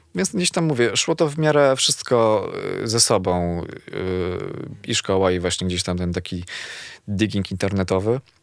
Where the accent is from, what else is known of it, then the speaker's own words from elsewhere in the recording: Zawiercie, Silesian Voivodeship, Poland; moved away as an adult; now in Warsaw, Poland; jestem z Zawiercia